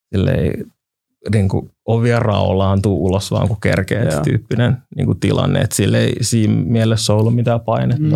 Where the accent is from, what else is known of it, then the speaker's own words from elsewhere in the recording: Helsinki, Uusimaa, Finland; mä olen käynyt niin kuin Itiksen peruskoulun ja olen Itä-Helsingistä alun perin